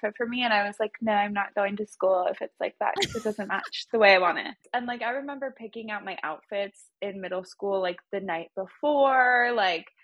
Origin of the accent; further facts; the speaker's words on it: Boise, Idaho, United States; moved away as an adult; now in Los Angeles, United States; I grew up in Boise, Idaho